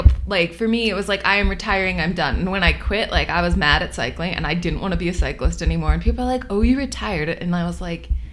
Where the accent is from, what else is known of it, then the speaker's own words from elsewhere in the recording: Boulder, Colorado, United States; I grew up swimming here in Boulder at Rally Sport